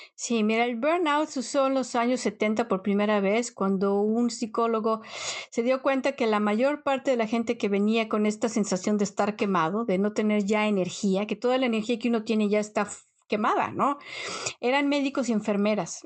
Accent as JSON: {"language": "Spanish", "country": "Mexico", "tie": "born or raised there", "moved": "as an adult", "lives_now": "Netherlands", "said": "llevas más tiempo en un país extranjero que en el país donde naciste, o sea, es algo que yo no me lo creo. Pero bueno, definitivamente soy mexicana"}